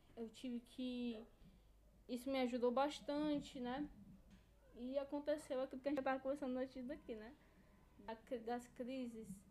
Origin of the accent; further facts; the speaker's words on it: Brazil; E a gente é brasileiro